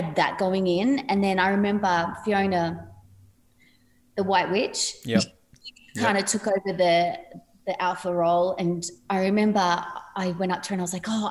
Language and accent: English; Padstow Heights, New South Wales, Australia; I come from Padstow Heights, which is a pretty small place